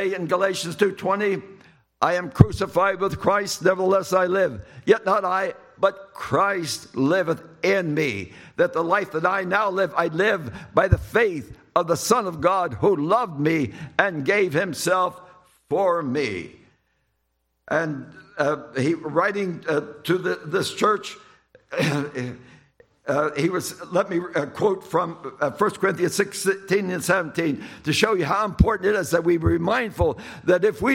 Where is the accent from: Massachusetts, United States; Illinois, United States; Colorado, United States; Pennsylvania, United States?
Pennsylvania, United States; Lancaster; I was in Lancaster, Pennsylvania, my hometown